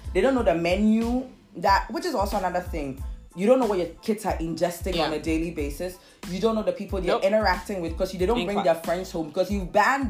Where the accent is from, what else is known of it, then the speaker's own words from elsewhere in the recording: Nzema area, near the Ivory Coast border, Western Region, Ghana; I'm from Sishi Nzema